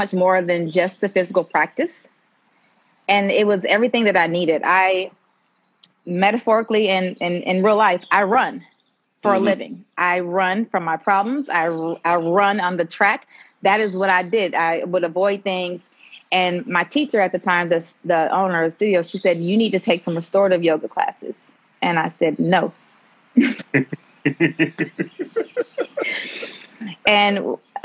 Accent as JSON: {"language": "English", "town": "Decatur", "region": "Georgia", "country": "United States", "said": "I am originally from Decatur, Georgia"}